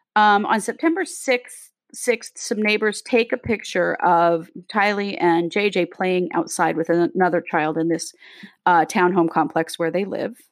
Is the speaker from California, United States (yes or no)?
no; Rexburg, Idaho, United States; Katie and I grew up in Rexburg, Idaho.